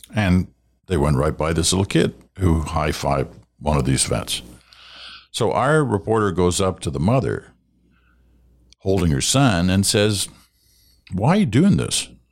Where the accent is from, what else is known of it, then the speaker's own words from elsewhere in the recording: Canada; we are Canadian